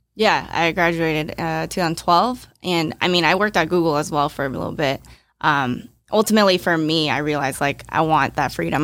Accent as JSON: {"language": "English", "area": "Bay Area", "region": "California", "country": "United States", "tie": "born or raised there", "also_born_or_lived": "Hong Kong", "said": "I was born in Hong Kong, but I moved when I was, like, two, and I had been in the Bay Area for, like, twenty-something years"}